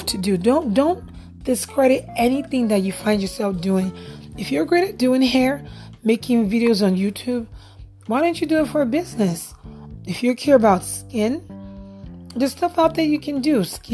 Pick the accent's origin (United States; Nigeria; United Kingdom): Nigeria; moved away; I'm actually Nigerian born, but I'm also a citizen here as well